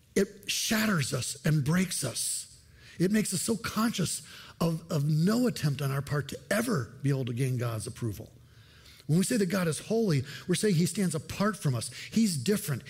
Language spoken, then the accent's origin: English; United States; I'm an American, but I'm a foreigner in this country